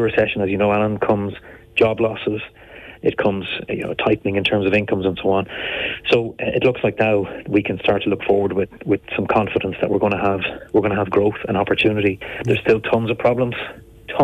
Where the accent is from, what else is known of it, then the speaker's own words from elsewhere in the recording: Enniscorthy, Leinster, Ireland; growing up in Enniscorthy